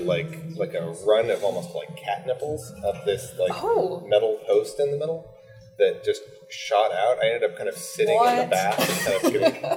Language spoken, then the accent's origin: English; United States; now in Canada; I'm an American.